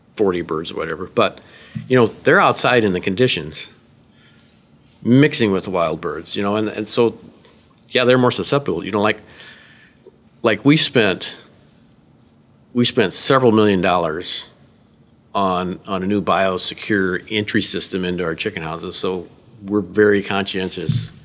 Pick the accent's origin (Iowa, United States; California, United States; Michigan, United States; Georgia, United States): Iowa, United States; Northwest; I'm from Northwest Iowa, in the state of Iowa